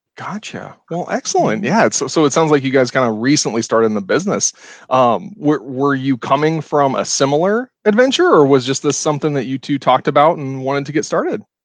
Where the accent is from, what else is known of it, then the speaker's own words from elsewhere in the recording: Ohio, United States; now in Madison, United States; I'm from Ohio originally, but moving up here